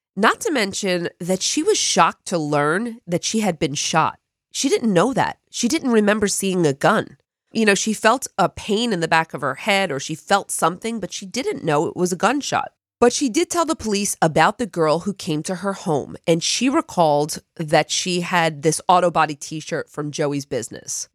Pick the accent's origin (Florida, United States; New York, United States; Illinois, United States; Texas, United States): New York, United States; Long Island; where I grew up on Long Island, on the south shore of the island